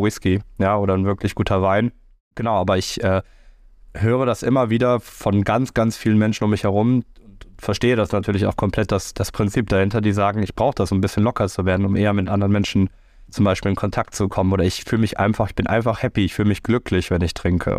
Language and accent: German; Rhineland, Germany; ich als Rheinländer feiere tatsächlich sehr, sehr gerne Karneval